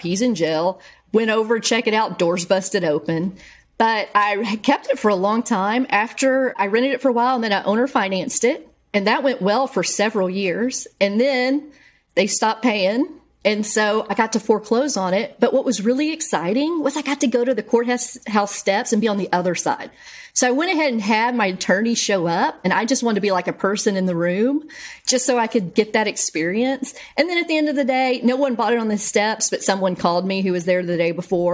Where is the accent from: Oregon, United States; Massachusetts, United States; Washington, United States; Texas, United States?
Texas, United States; Bryan; my hometown